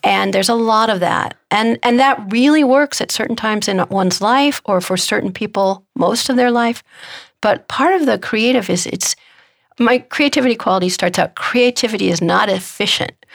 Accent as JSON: {"language": "English", "town": "Omaha", "region": "Nebraska", "country": "United States", "tie": "born or raised there", "said": "my hometown, which is Omaha, Nebraska"}